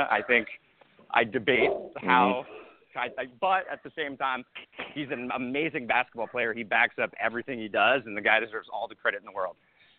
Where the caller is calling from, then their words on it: Los Angeles, California, United States; Los Angeles.